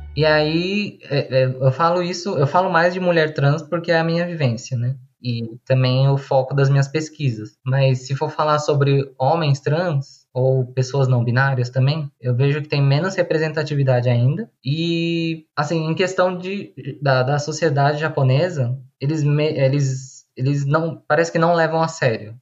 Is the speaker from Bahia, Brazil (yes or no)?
no; São Paulo, Brazil; eu tenho 32 anos, sou de São Paulo